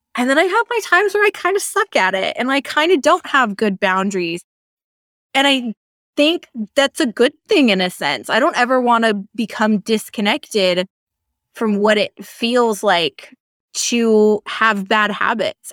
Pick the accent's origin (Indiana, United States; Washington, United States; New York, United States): Washington, United States; Seattle; moved away as an adult; also born or lived in Michigan; I'm from the Seattle area.